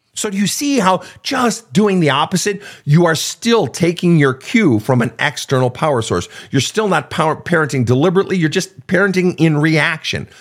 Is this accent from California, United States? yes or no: no; Minnesota, United States; I grew up in Minnesota